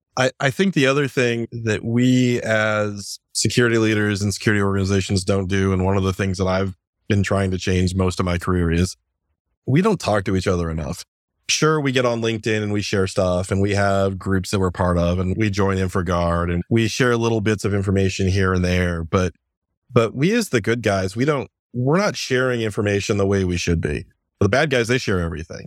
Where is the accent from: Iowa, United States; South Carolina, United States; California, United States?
Iowa, United States; now in Virginia, United States; Growing up in Iowa